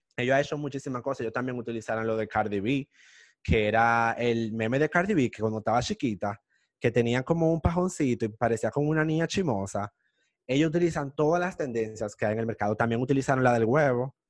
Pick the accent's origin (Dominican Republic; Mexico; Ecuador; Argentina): Dominican Republic; nosotros los dominicanos